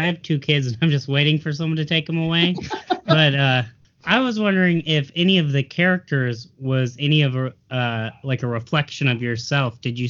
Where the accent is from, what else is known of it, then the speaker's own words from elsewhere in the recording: Steger, Illinois, United States; also born or lived in Munster, Indiana; I was born in Munster, and I grew up in Steger in Chicago Heights.